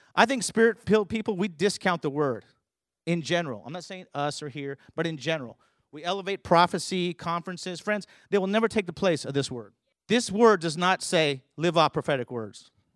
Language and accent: English; California, United States; moved away; also born or lived in Colorado Springs / New Mexico; I grew up in California